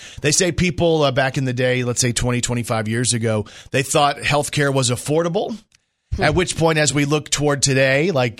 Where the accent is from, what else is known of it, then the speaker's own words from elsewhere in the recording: Plano, Texas, United States; I was raised in Plano, Texas